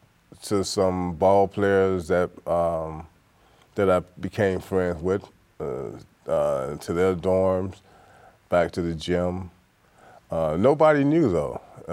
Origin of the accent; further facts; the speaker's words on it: Mississippi, United States; born there; I go back to where I was born in Mississippi, the oldest of six. When I first left, I attended a JUCO in Texas.